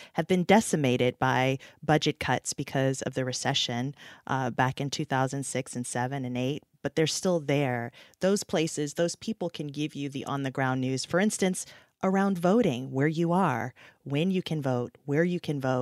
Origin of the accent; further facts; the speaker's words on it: United States; I'm an American